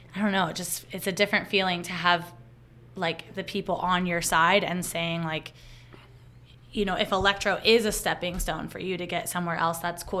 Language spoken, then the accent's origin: English; Tucson, Arizona, United States; here in my hometown in Arizona